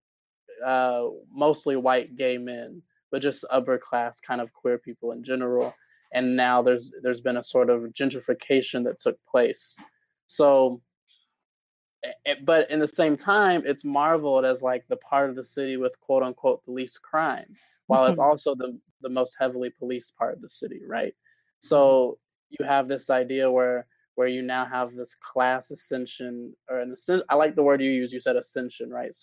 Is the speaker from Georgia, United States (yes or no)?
yes; Atlanta, Georgia, United States; I'm from Atlanta.